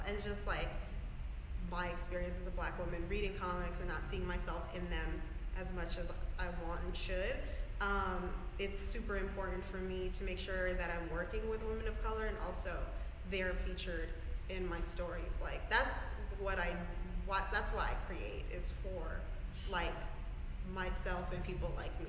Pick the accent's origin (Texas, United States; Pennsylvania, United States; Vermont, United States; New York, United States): New York, United States; Bronx; they didn't imagine that they would be able to see the world just growing up in the Bronx every day.